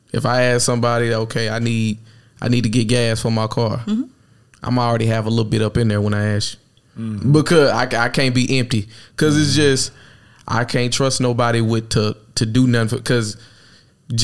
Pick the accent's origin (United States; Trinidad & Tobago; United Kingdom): United States; Texas; I'm from Texas